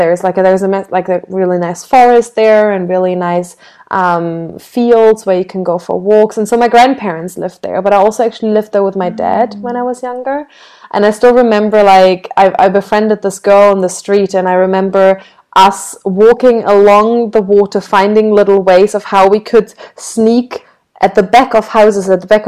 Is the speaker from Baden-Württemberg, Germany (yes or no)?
no; Berlin, Germany; I had a really lovely time growing up in Berlin